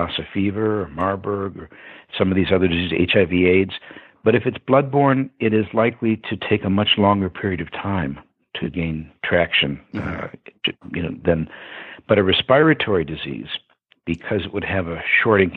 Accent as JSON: {"language": "English", "town": "Detroit", "region": "Michigan", "country": "United States", "tie": "born or raised there", "said": "I'm from Detroit, Michigan, or Detroit, as we used to say, and I grew up inside of 7 Mile Road"}